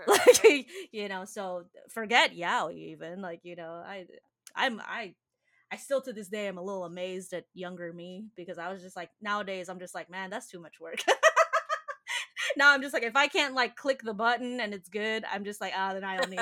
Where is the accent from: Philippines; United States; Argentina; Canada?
Philippines; we're Filipino people